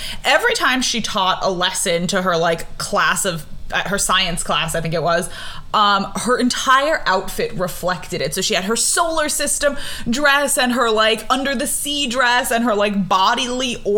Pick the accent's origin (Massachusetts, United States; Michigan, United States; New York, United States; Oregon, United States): New York, United States; growing up in New York in the 90s, early 2000s